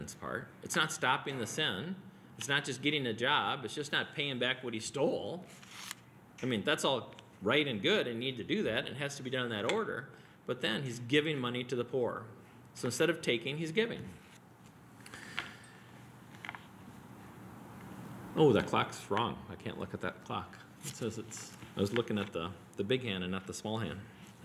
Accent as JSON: {"language": "English", "town": "Wheaton", "region": "Illinois", "country": "United States", "tie": "born or raised there", "said": "I grew up near Wheaton College in the 70s and went to all their basketball camps"}